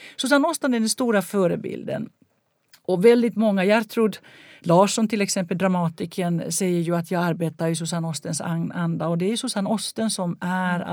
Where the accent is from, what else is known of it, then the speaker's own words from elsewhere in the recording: Helsinki, Uusimaa, Finland; jag växte upp i Helsingfors